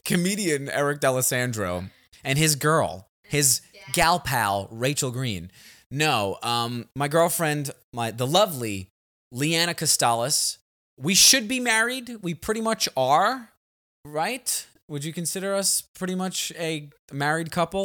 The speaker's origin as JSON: {"language": "English", "town": "New York City", "region": "New York", "country": "United States", "also_born_or_lived": "Los Angeles, United States", "moved": "yes", "lives_now": "Texas, United States", "said": "We're both from Staten Island"}